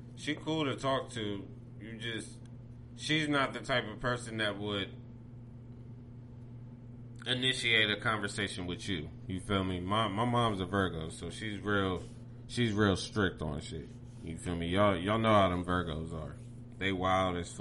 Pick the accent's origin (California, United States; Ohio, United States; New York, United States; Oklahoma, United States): Ohio, United States; Pickerington; I grew up around in Pickerington